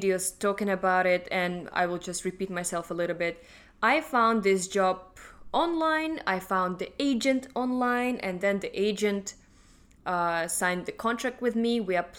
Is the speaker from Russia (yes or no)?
yes; Russia; English is a second language; moved away as an adult; now in Hong Kong; I'm from Russia.